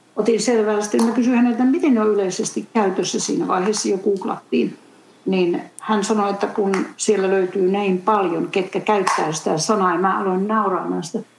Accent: Finland; moved away as an adult; also born or lived in United States; olen tullut takaisin sitten myöhemmin Suomeen.

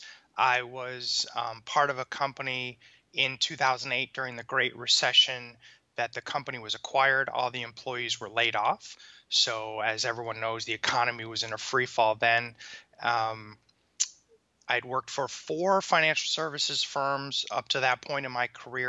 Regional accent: Detroit, Michigan, United States; moved away as an adult; now in Tampa, United States; I was born in the suburbs of Detroit, Michigan. Spent most of my youth there

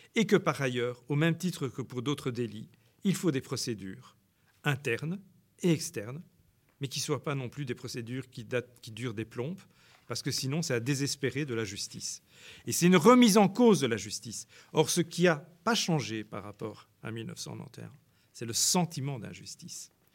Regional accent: Brussels, Brussels-Capital Region, Belgium; moi j'ai grandi à Bruxelles

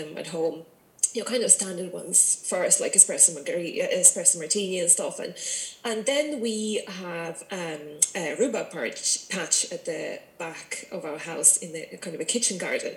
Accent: Russia; moved away as an adult; also born or lived in Ireland / London; now in Virginia, Ireland; I'm originally from Russia.

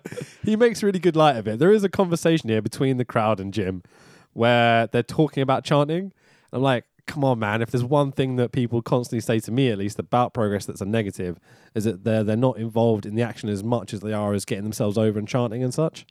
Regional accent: London, United Kingdom; I grew up in Highbury, so the garage is just down the road from me

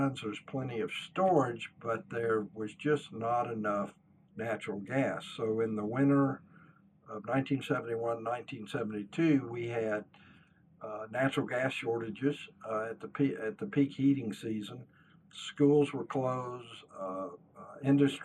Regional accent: Houston, Texas, United States; growing up in Houston, Texas, which is the oil and gas capital of the United States

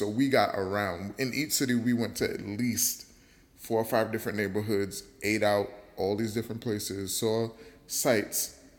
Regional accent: New York, United States; I'm from New York

